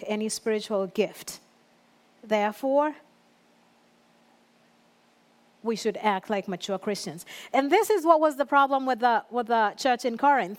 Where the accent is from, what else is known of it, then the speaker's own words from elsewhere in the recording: Kenya; moved away; growing up in Kenya, I was still in youth